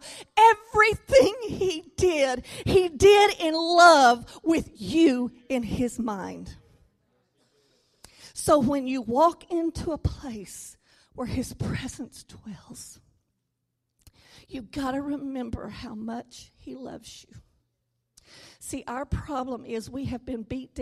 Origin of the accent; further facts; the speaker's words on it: Louisiana, United States; now in Arkansas, United States; I was born in Louisiana. I may have to say that I live in Arkansas, but I am from Louisiana